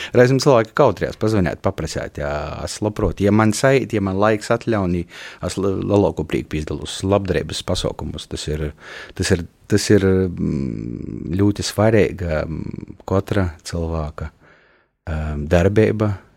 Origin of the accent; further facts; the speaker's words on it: Kārsava, Latgale, Latvia; moved away; Korsova ir mana dzimto pilsēta.